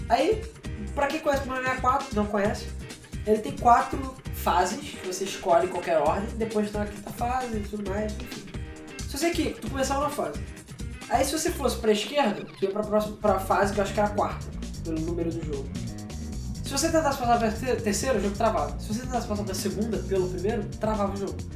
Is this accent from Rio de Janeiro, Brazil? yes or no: yes; Rio de Janeiro, Brazil; Somos do Rio, cara. É normal.